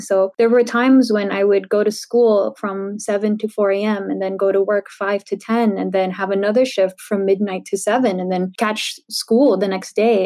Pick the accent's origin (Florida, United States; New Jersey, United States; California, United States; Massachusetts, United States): California, United States; San Diego; I grew up in San Diego